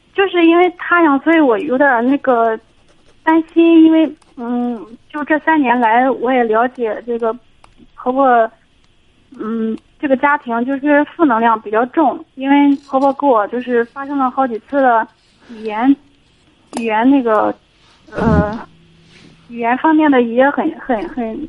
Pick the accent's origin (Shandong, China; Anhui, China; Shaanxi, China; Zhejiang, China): Shandong, China; 我就是山东的